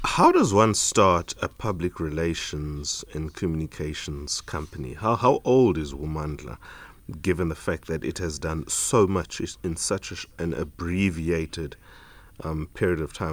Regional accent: Eastern Cape, South Africa; an Eastern Caper just as I am

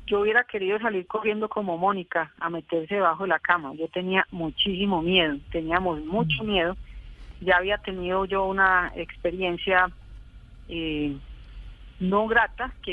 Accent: Colombia; Esos dos hechos sumados al horror eh, que, sufríamos como colombianos, pues a mí me llenó de, mucho dolor y de mucha rabia

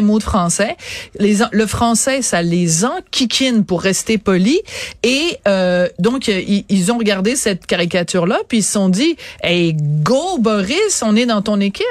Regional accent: Quebec, Canada

